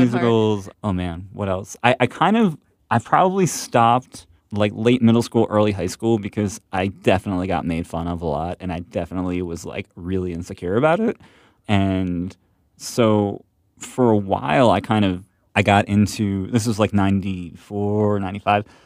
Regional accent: Ambler, Pennsylvania, United States; I'm from Ambler

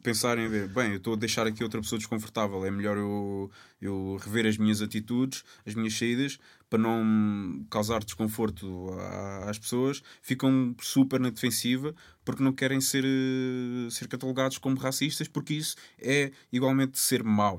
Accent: Lisbon, Portugal; also born or lived in Cape Verde; eu assumo como cabo-verdiano uh, lisboeta, que eu sempre vivia.

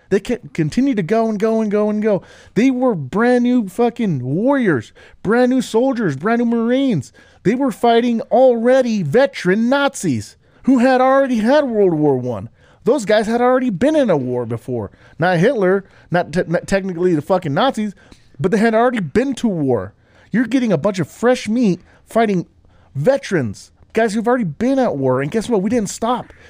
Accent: Utah, United States; moved away as an adult; also born or lived in California; now in Colorado, United States; I was raised in Utah

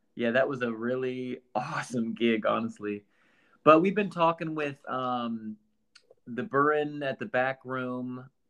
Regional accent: Iowa, United States; moved away as an adult; now in Nashville, United States; I uh, grew up in Iowa

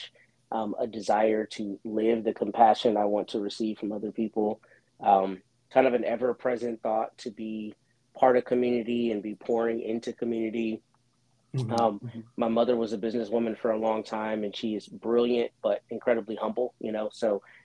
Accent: Austin, Texas, United States; moved away as an adult; also born or lived in Washington, D.C.; I was born and raised in Austin, up the road from Corpus

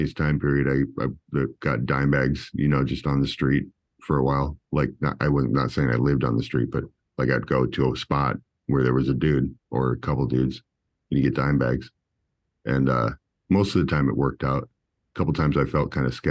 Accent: Midwest, United States; I'm a kid. I'm from the Midwest

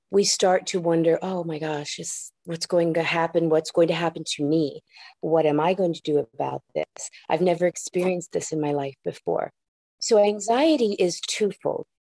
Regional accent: San Juan, Puerto Rico; first language ja; English is a second language; moved away; also born or lived in Michigan / Osaka, Japan; Well, I was born in Michigan and then spent uh, first few years of my life in Osaka, Japan, where I learned Japanese as my first language. And after that, I moved to San Juan, Puerto Rico, losing my Japanese, picking up the English and picking up my Spanish.

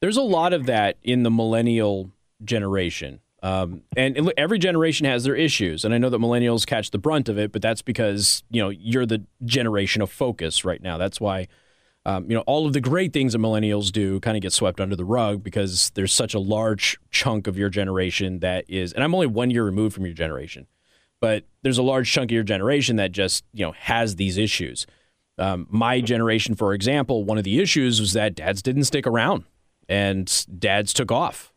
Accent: Las Vegas, Nevada, United States; I grew up in Las Vegas. I don't know how much you know about me. Like, I'm from Las Vegas

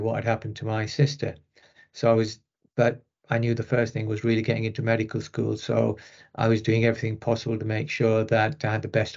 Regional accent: Rochdale, North West England, United Kingdom; accent: northern; also born or lived in Pakistan; I was brought up in Rochdale, just outside Manchester.

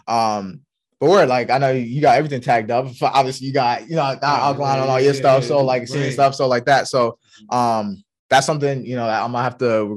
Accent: New York, United States; now in Norfolk, United States; we're from New York

